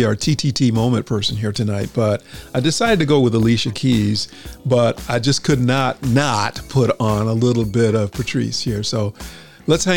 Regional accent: New England, United States; I grew up in New England

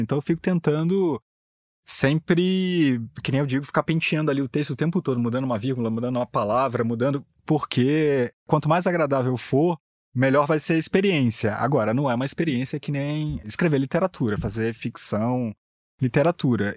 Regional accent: Rio de Janeiro, Brazil; sou carioca

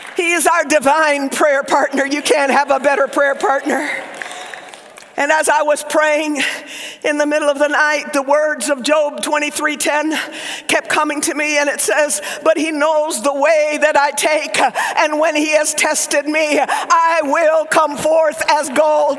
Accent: Oklahoma, United States; accent: Southern; My mother is Cuban, my father Lebanese. I grew up in Oklahoma, so I grew up speaking Southern

